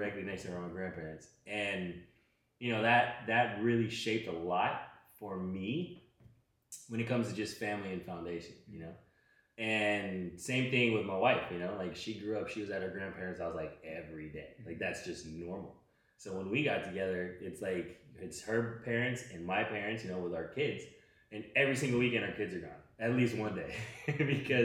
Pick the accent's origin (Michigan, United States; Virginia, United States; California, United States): California, United States; Los Angeles; also born or lived in Chino Hills, California; I grew up in South Central LA, Killer King Hospital, for all y'all that know, right? I lived there till I was 10